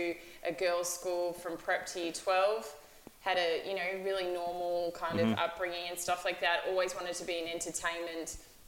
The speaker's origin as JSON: {"language": "English", "town": "Melbourne", "region": "Victoria", "country": "Australia", "tie": "born or raised there", "said": "I'm Australian. I've lived in Melbourne my whole life."}